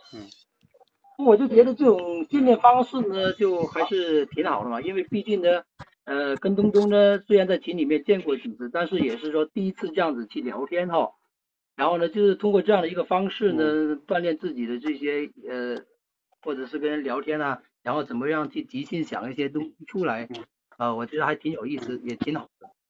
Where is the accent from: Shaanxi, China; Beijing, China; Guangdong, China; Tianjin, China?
Guangdong, China; Luhe; now in Shenzhen, China; 我是来自广东 ，呃，善美这边的。我是一个客家人，呃，出生在一个小县城，就是潞河那边。然后呢，这边距离我在，现在工作的地方深圳也就是两百多公里，回家也非常方便